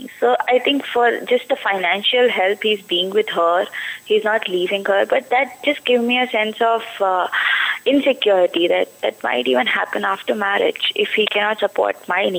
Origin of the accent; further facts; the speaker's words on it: Delhi, India; moved away as an adult; now in Hyderabad, India; I stay in Delhi, but like my hometown is Delhi, but I am in Hyderabad right now.